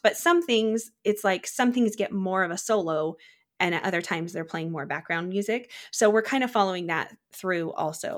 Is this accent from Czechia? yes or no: yes; Czechia; now in United States; I grew up in the Czech Republic, eh, kind of near Prague area